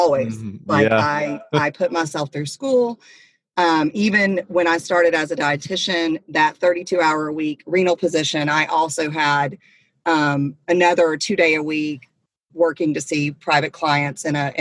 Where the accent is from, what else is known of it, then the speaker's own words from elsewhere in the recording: near Atlanta, Georgia, United States; I am a Southern girl. I was raised near Atlanta